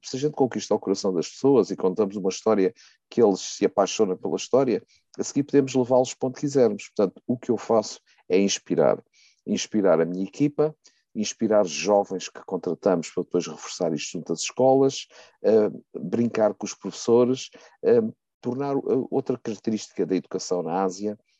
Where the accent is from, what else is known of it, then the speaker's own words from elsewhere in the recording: Riachos, Centro, Portugal; minha terra natal, que é o Riacho, ao pé de Torres Novas